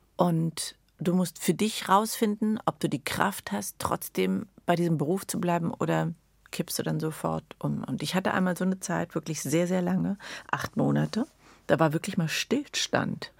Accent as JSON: {"language": "German", "region": "Berlin", "country": "Germany", "tie": "born or raised there", "also_born_or_lived": "Addis Ababa, Ethiopia", "said": "ich bin total verwurzelt, ich bin absolute Berlinerin"}